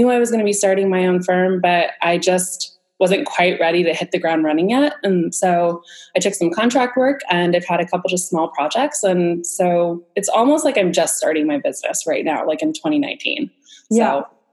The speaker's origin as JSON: {"language": "English", "region": "Southern California", "country": "United States", "tie": "born or raised there", "said": "I grew up in Southern California and I went to school at San Diego State University."}